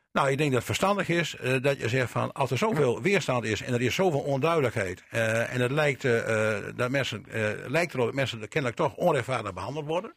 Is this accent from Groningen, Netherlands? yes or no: yes; Pekela, Groningen, Netherlands; now in Drenthe, Netherlands; ik ben een Groninger, eh, ik ben in Pekela geboren, hè, dus ik ken de mentaliteit van Groningen en ik woon al heel lang in Drenthe.